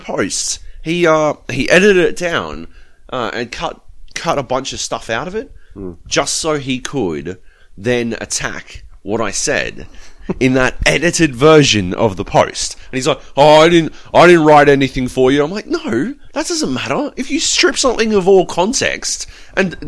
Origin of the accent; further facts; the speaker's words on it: Australia; Actually, I am Australian